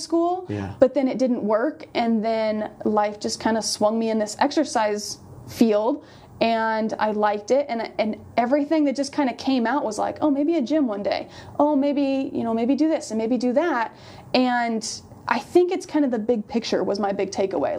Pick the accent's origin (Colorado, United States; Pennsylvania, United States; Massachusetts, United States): Colorado, United States; moved away; I'm from Colorado.